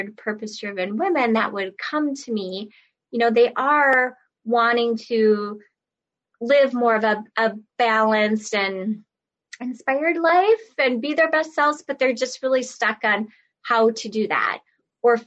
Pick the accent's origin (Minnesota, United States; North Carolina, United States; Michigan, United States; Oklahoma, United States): Minnesota, United States; I'm from Minnesota, so I would work around the Twin Cities area for live classes